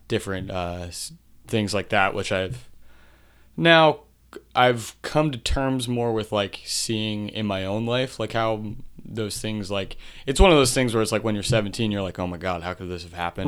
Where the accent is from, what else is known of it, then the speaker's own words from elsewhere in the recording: Marcus Hook, Pennsylvania, United States; also born or lived in Media, Pennsylvania; I grew up mainly in Marcus Hook, Pennsylvania